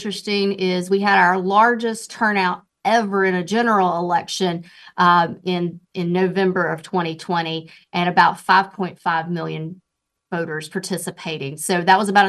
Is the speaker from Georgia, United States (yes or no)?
no; Duplin County, North Carolina, United States; also born or lived in Wake County, North Carolina; I grew up in Duplin County, so I know rural North Carolina. But now, you know, of course, I'm in Wake County.